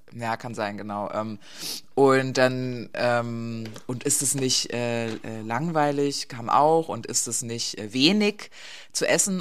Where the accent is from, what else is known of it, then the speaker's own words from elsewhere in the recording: East Germany, Germany; Ich bin ja, bin ja eine Ostdeutsche, nicht wirklich, ich bin nach der Wende geboren, aber halt im Osten Deutschlands